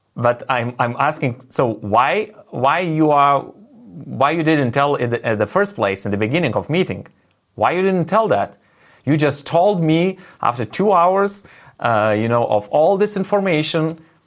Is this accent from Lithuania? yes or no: yes; Lithuania; first language Lithuanian; English is a second language; my native language is Lithuanian